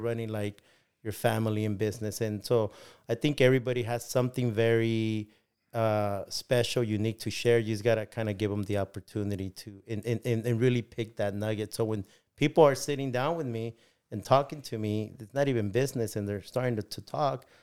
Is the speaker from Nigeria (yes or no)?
no; León, Guanajuato, Mexico; now in Bakersfield, United States; I was born in León, Guanajuato